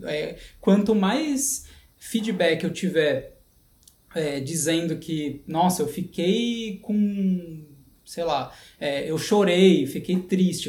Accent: São Paulo, Brazil; moved away as an adult; also born or lived in Canada / Europe; sou nascido na, em São Paulo, capital, na Zona Leste

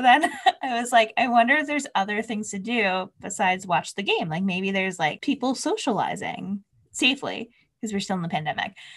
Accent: New Jersey, United States; I'm from New Jersey

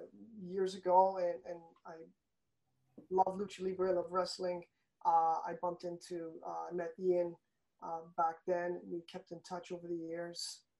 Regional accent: Toronto, Ontario, Canada

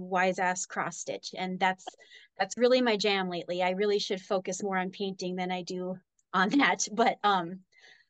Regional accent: Minnesota, United States; moved away as an adult; now in Cheyenne, United States; I grew up in the Midwest in Minnesota. I moved out here to Wyoming when I was 22

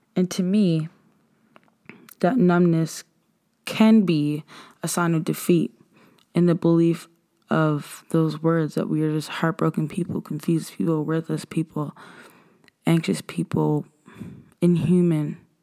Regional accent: Nova Scotia, Canada; we are African Nova Scotians

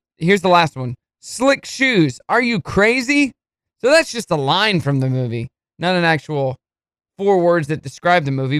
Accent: Brooklyn, New York, United States; Represent Queens. I was raised down in Brooklyn.

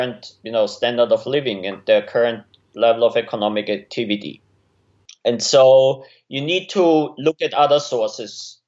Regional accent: Austria; moved away as an adult; also born or lived in Innsbruck, Austria / United States; now in Melbourne, Australia; I'm originally from Austria

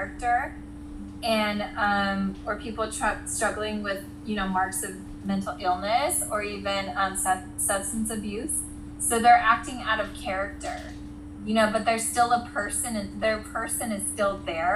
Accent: Ventura County, California, United States; my hometown in Ventura County

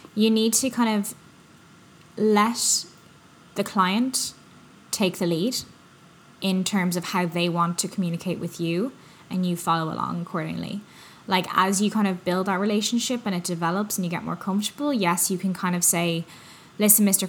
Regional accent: Ireland; now in North America; I'm from Ireland.

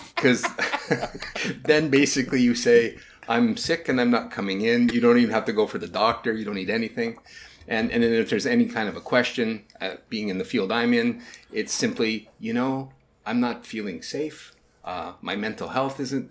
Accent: Saskatchewan, Canada; now in the Arctic, Canada; I moved up to the Arctic right now, but I'm from Saskatchewan

